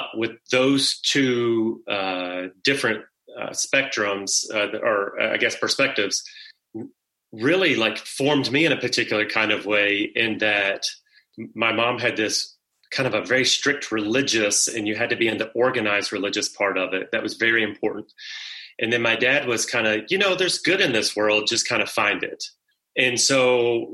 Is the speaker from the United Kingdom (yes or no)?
no; South Central Kentucky, United States; growing up in South Central Kentucky, my mom was from the area